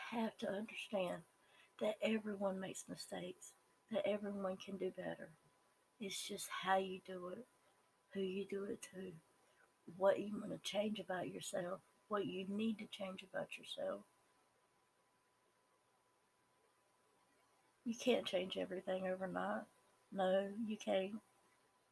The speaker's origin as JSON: {"language": "English", "region": "the South", "country": "United States", "accent": "Southern", "said": "I am a normal Southern person. And I say Southern because that's my accent and because I live in the South"}